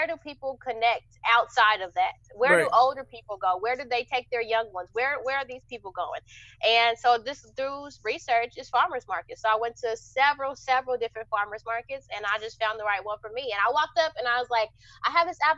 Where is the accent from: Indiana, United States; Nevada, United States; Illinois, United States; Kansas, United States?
Kansas, United States; Wichita; where I'm from, I'm from Wichita, Kansas